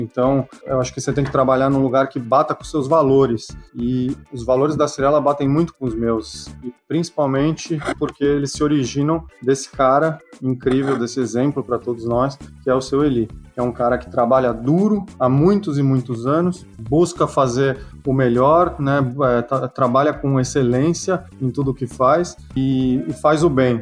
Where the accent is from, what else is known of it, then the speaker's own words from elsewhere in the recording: São Paulo, Brazil; moved away; Eu nasci em São Paulo, 1977, 42 para 43. Nasci no bairro de Perdizes, bairro tradicional de São Paulo